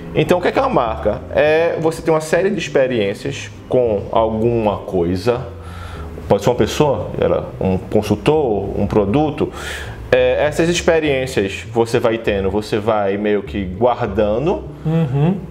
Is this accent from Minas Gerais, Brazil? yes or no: no; Recife, Pernambuco, Brazil; now in São Paulo, Brazil; como recifense